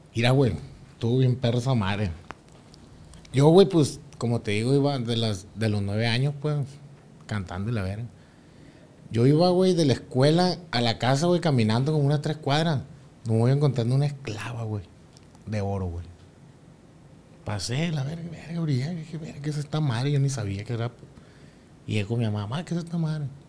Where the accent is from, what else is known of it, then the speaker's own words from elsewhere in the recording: Barrancos, Sinaloa, Mexico; somos de Barranco también